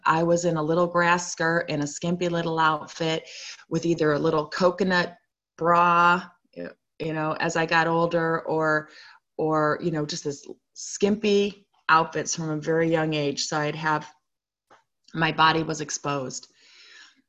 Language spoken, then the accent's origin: English; Chicago, Illinois, United States; also born or lived in Provo, Utah; I was born in Provo, but I grew up primarily in Chicago, Illinois.